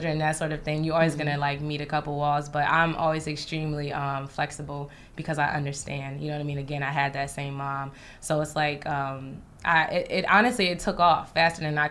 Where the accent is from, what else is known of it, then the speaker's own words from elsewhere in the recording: East Orange, New Jersey, United States; moved away as an adult; now in Brooklyn, United States; I grew up in East Orange, New Jersey